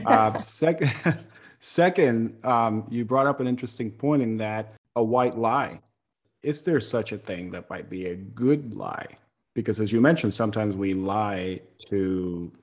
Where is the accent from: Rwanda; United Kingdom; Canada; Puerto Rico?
Puerto Rico; moved away; I grew up in Puerto Rico, where we have a hot posh of cultures